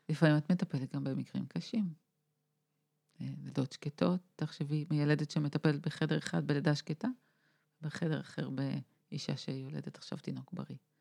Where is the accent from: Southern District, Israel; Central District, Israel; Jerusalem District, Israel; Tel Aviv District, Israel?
Tel Aviv District, Israel; Tel Aviv; אני תל אביבית